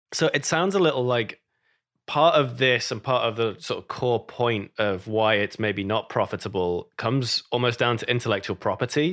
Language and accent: English; United Kingdom; moved away; I'm British